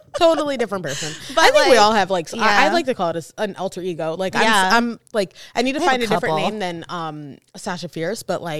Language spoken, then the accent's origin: English; New York, United States; But you know, we're from New York.